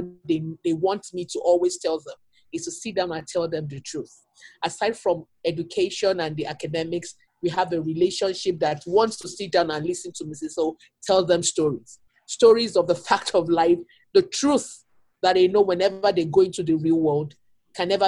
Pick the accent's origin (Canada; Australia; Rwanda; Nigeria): Nigeria; moved away as an adult; now in Milwaukee, United States; I came in from Nigeria about 8 years ago